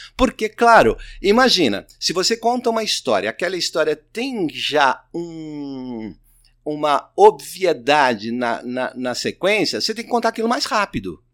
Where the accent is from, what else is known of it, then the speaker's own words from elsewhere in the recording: Minas Gerais, Brazil; now in São Paulo, Brazil; eu sou de Minas Gerais